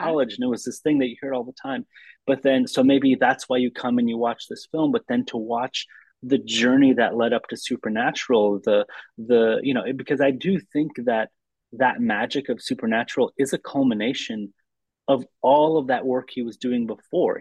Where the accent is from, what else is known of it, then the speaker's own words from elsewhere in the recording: Lansing, Michigan, United States; I grew up in the in the Midwest in, in Lansing, Michigan